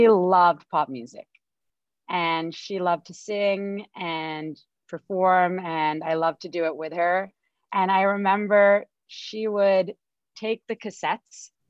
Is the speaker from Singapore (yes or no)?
yes; Singapore; moved away; I grew up in Singapore